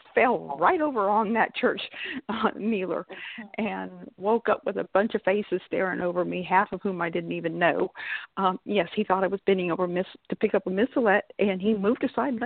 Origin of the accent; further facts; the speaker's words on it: San Antonio, Texas, United States; also born or lived in South Carolina; I grew up in San Antonio, Texas